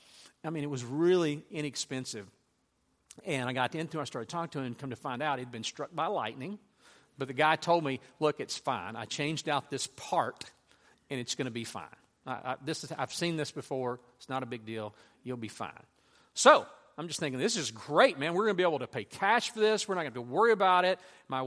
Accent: Louisiana, United States; I grew up in Louisiana. I had a horse named Frank.

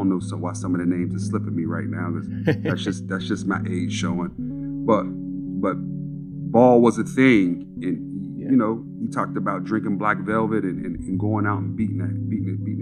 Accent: Pittsburgh, Pennsylvania, United States; I'm from Montview Heights, man. I'm at its root, I'm a project kid.

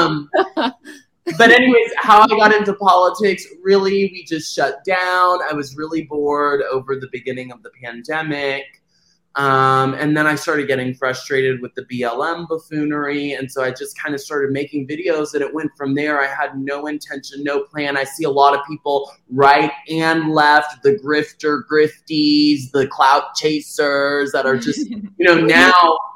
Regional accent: Dallas, Texas, United States; moved away as an adult; also born or lived in Los Angeles, California; I was born in Dallas, Texas.

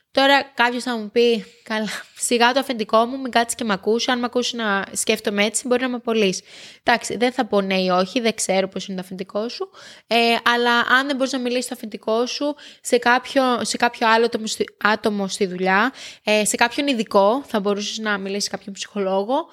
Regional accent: Kefalos, South Aegean, Greece; moved away; Το χωριό μου είναι Κέφαλο, στο νησί

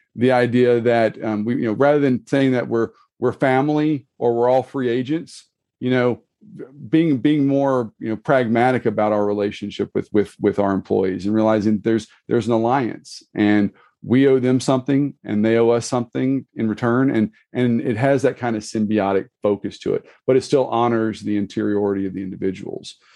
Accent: Mississippi, United States; I'm actually from Mississippi. My wife doesn't let me claim New Orleans, so, you know, I'm an hour, from an hour away.

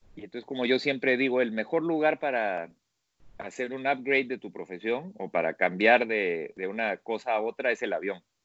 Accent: Peru; moved away as an adult; also born or lived in Italy; nací en el Perú, de una familia italiana, entonces terminando los primeros años de arquitectura en el Perú

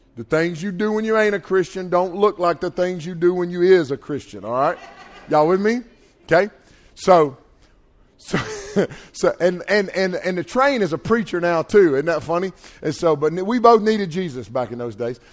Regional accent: North Carolina, United States; I'm from North Carolina here

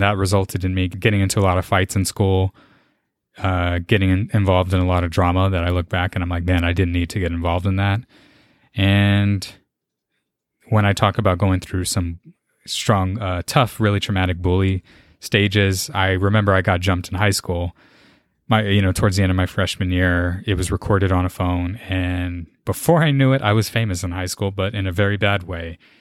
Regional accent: San Antonio, Texas, United States; born and raised, lived here in San Antonio my whole life

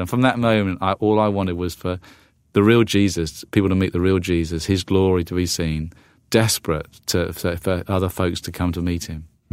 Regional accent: the south coast of England, United Kingdom; moved away as an adult; also born or lived in London; now in United States; I uh, am a Brit, uh, although I'm half American now. I, I, have my green card, and I'm on the process of getting American citizenship. But you know, I was I was in the UK uh, for most of my life. I've been over here the last 10 years. Uh, grew up on the south coast

